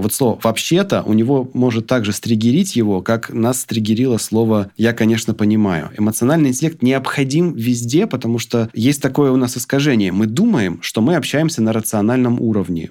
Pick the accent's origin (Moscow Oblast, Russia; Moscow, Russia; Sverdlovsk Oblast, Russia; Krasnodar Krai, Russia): Krasnodar Krai, Russia; Krasnodar; А я тоже из Краснодара